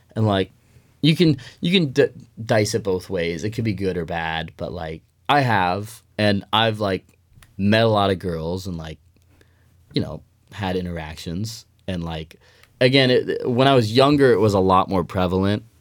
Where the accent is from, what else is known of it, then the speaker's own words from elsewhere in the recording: Denver, Colorado, United States; moved away as an adult; now in Eugene, United States; I'm from Denver, Colorado originally